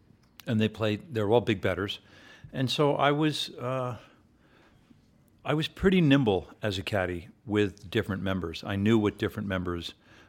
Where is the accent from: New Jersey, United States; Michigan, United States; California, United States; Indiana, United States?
New Jersey, United States; Short Hills; also born or lived in New York City; I grew up first in New York City, and then we moved up and down the Eastern Seaboard, and then Dad finally settled in Short Hills, New Jersey, which is this beautiful suburb of New York.